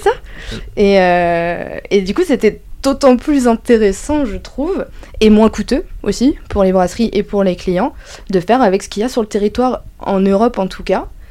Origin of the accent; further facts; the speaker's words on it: Dreux, Centre-Val de Loire, France; je viens de Dreux, donc euh, c'est une petite ville